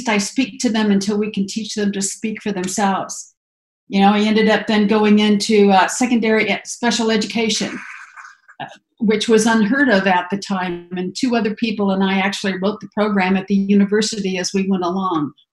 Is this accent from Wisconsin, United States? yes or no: no; Grand Island, Nebraska, United States; moved away as an adult; also born or lived in Joliet, Illinois / Arizona; I grew up in Grand Island, Nebraska